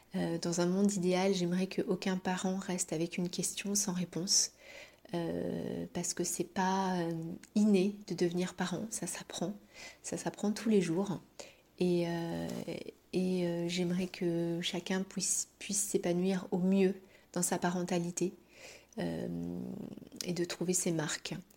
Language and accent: French; Paris, Île-de-France, France; moved away as an adult; now in Brittany, France; Je suis parisienne de base et j'ai immigré euh, dans cette belle région de Bretagne il y a à peu près 5 euh, ans, en 2017